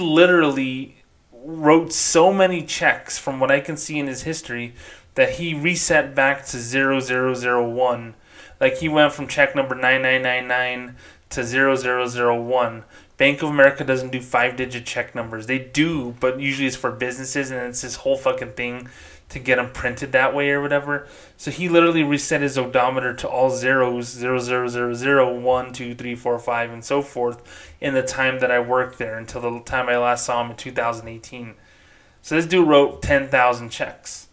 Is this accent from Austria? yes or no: no; New Mexico, United States; also born or lived in Las Cruces, New Mexico; I grew up in New Mexico